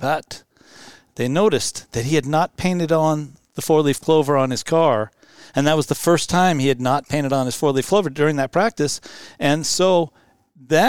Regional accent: Seattle, Washington, United States; I born here in Seattle area and stayed here all my life

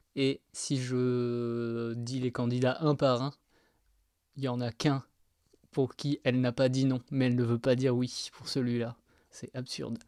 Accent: Angoulême, Nouvelle-Aquitaine, France; je viens de Angoulême. Et eh ben, moi je viens de la campagne en fait. Pas tout à fait à Angoulême donc, mais pas loin.

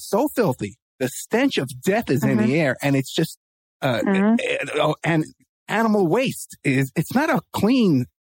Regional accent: New York City, New York, United States; now in Las Vegas, United States; I was born in New York in the Bronx

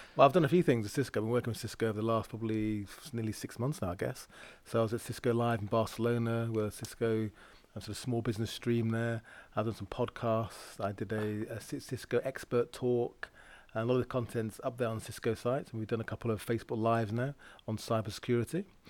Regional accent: Lancashire, North West England, United Kingdom; I grew up in the Milltown, Lancashire

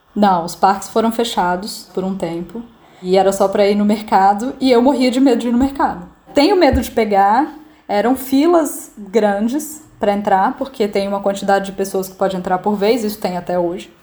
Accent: Brasília, Federal District, Brazil; moved away as an adult; now in Milan, Italy; eu sou de Brasília e moro na Itália desde novembro do ano passado

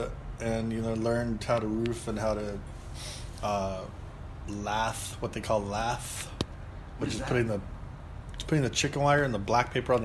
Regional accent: Monterey Park, California, United States; also born or lived in East Los Angeles; we Monterey Park, East LA, San Gabriel Valley.

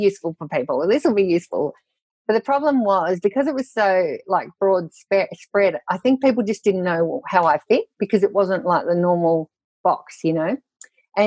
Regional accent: South Gippsland, Victoria, Australia; I was brought up in South Gippsland in Victoria, down the bottom there

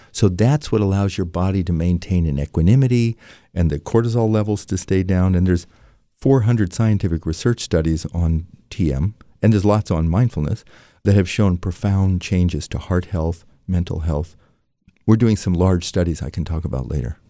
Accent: San Francisco, California, United States; also born or lived in Washington, D.C.; My father was a doctor with a V A in San Francisco, so I grew up in San Francisco

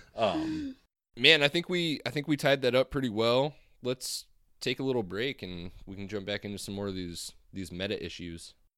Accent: Texas, United States; my home state and our home region

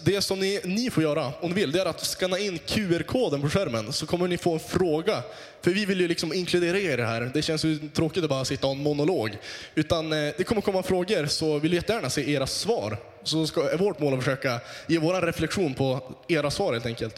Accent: Västerbotten County, Sweden; Jag är från Västerbotten

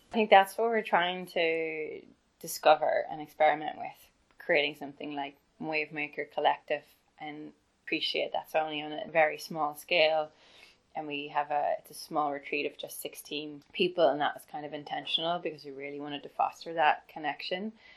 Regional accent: Ireland; the opportunities I had growing up in Ireland

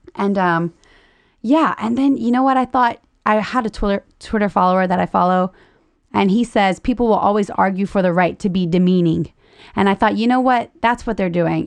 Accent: Louisiana, United States; I'm broke from Louisiana

